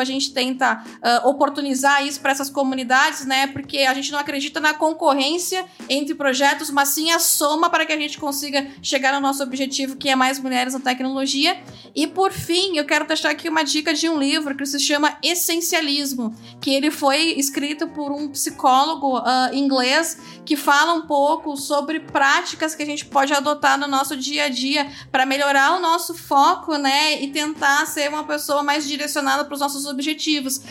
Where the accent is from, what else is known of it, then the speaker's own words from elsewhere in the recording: interior of Rio Grande do Sul, Brazil; cidades do interior, que é de onde eu venho lá do Grande do Sul